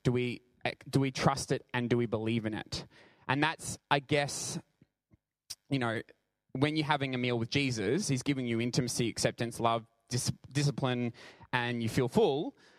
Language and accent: English; Brisbane, Queensland, Australia; I'm from Brisbane